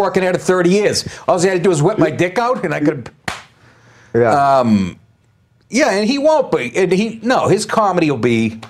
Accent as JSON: {"language": "English", "town": "Boston", "region": "Massachusetts", "country": "United States", "tie": "born or raised there", "said": "every guy I grew up with in Boston."}